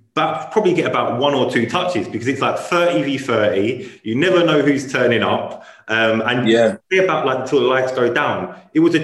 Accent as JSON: {"language": "English", "region": "London", "country": "United Kingdom", "said": "I come from Deptford"}